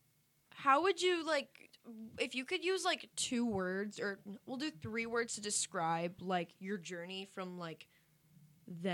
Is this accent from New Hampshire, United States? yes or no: yes; New Hampshire, United States; I'm from New Hampshire